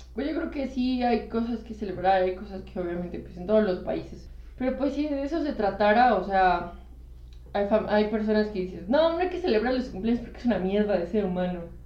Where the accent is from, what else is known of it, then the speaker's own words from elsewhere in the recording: Mexico; cuando digo que soy mexicana, sí me siento parte de algo